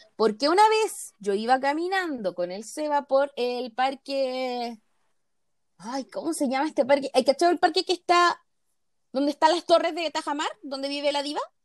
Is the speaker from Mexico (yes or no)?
no; Chile; Ni a los chilenos nos gustan los chilenos